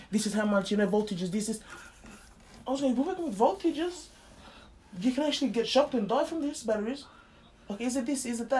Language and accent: English; Pakistan; English is a second language; You know, brother, I'm 4-year engineer. I'm coming from Pakistan.